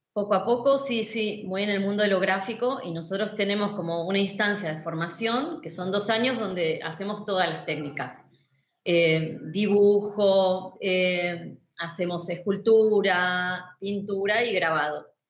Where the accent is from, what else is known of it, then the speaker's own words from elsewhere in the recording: Zárate, Buenos Aires Province, Argentina; moved away as an adult; now in Buenos Aires, Argentina; yo nací a 90 kilómetros de la ciudad de Buenos Aires, en una ciudad que se llama Zárate